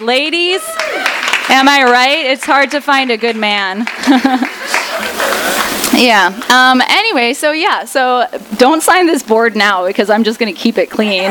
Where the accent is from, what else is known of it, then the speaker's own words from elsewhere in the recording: Russia; now in United States; I was born in Russia